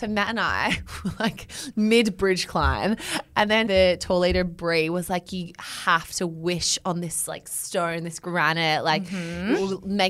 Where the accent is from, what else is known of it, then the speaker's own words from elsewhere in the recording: Melbourne, Victoria, Australia; I'm from Melbourne. I'm in Sydney for work